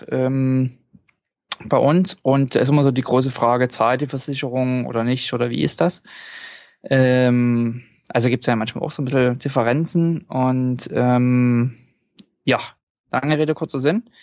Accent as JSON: {"language": "German", "country": "Norway", "said": "Und äh, bei uns in Norwegen ist es so, wir haben eine Art, das hat man haben eigentlich alle, eine Art Reiseversicherung."}